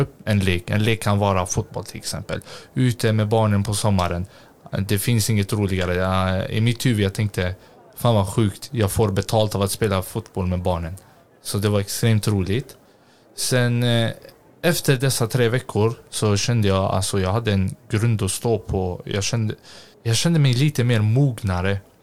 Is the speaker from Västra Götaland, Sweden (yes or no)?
yes; Gothenburg, Västra Götaland, Sweden; jag är uppvuxen i Hjällbo